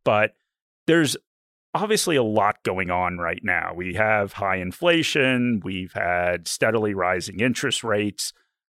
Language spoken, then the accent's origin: English; United States; now in Australia; as an American, someone who lived in the U.S. during the GFC